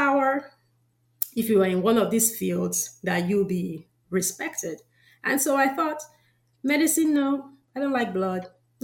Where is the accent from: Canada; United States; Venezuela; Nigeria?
Nigeria; moved away; I know I'm from Nigeria. I grew up in Nigeria.